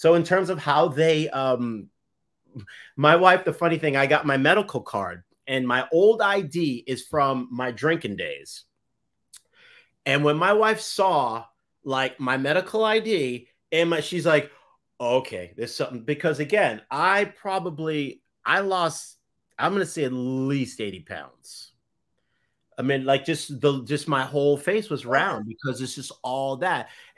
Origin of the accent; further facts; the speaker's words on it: Boston, Massachusetts, United States; Anyway, yes, I'm from Boston.